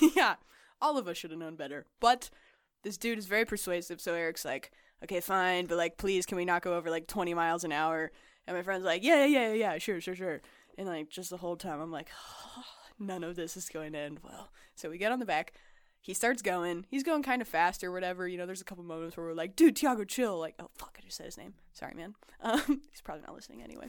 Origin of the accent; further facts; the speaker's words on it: Las Vegas, Nevada, United States; I grew up in Las Vegas.